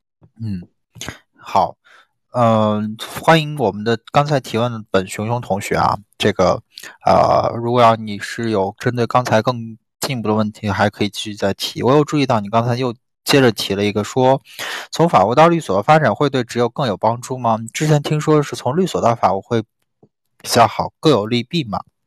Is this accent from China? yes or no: yes; Xiamen, Fujian, China; 哇，小林居然是福建人，我是厦门人啊！